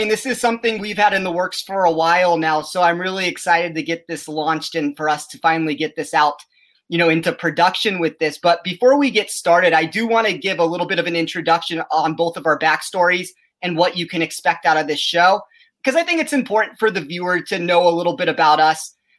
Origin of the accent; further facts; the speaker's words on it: Las Vegas, Nevada, United States; I'm born and raised in Las Vegas.